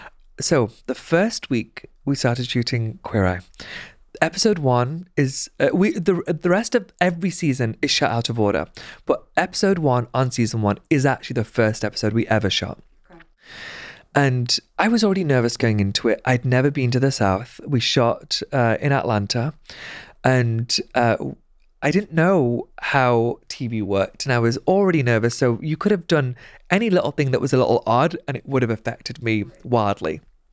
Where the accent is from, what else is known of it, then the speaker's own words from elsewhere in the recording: Pakistan; And I said, I'm Pakistani.